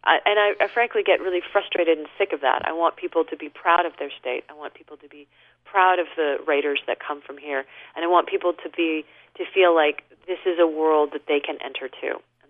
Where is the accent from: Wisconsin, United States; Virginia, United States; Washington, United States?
Washington, United States; Seattle; moved away as an adult; now in Utah, United States; When I was growing up in Seattle many, many years ago, when Seattle was not considered a great place to be from